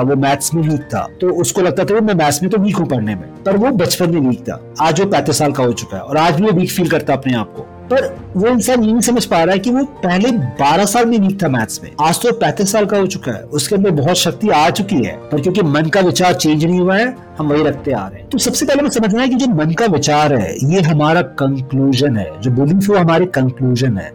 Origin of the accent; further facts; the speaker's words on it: Bokaro, Jharkhand, India; मैं झारखंड से आता हूँ मेरे जो मेरा बर्थ प्लेस था वो बोकारो से सिटी है